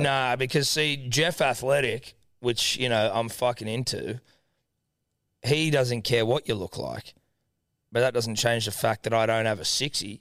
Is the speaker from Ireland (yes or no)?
no; Australia; I'm Australian